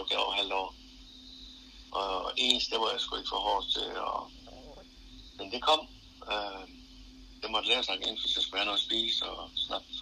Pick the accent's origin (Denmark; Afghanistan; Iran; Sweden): Denmark; Nykøbing Falster, Zealand; moved away as an adult; also born or lived in Billund / Aarhus; Jeg kommer fra Løbing Falster